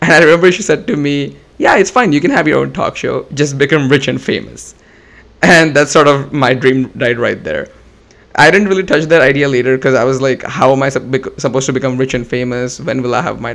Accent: India; growing up in India, Coffee with Karan was a big deal

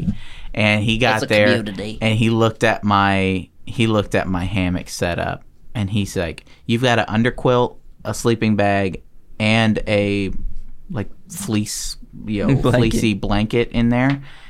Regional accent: the South, United States; born there; also born or lived in Pennsylvania; I was born in the South.

